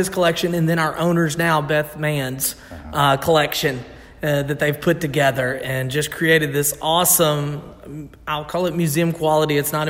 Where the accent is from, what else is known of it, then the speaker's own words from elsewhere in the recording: Christian County, Kentucky, United States; I'm originally from here. I'm 33 years old, about to be 34 years old, and I've lived my entire life. I'm actually from Christian County, one county over.